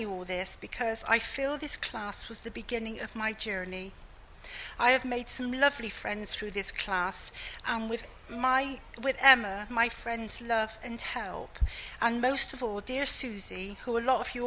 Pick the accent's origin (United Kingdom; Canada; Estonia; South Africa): United Kingdom; Keynsham, South West England; also born or lived in Bristol; I was born in Bristol and brought up in a village between Bristol and Bath called Canesham